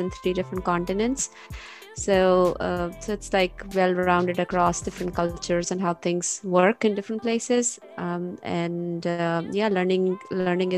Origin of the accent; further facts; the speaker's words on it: Pakistan; moved away as an adult; now in United States; I am originally from Pakistan. I moved here to US 11 years ago.